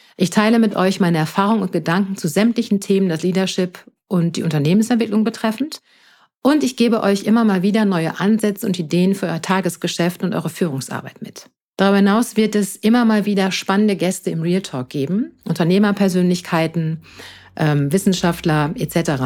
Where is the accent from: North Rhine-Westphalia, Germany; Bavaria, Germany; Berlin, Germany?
North Rhine-Westphalia, Germany; Münster; moved away as an adult; now in Palatinate, Germany; ich bin in Münster in Nordrhein-Westfalen geboren und lebe jetzt seit sechs Jahren im Exil, wie ich immer so schön sage, in der schönen Pfalz